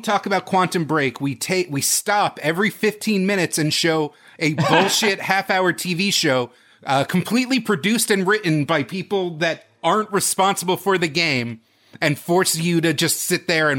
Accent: Finland; English is a second language; I'm from Finland.

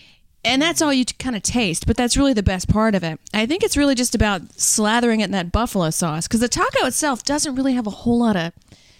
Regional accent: Louisiana, United States; I was raised in Louisiana for the most part.

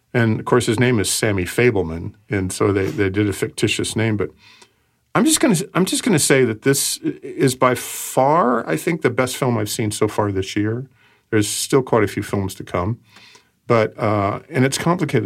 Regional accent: Portland, United States; when I was growing up in Portland

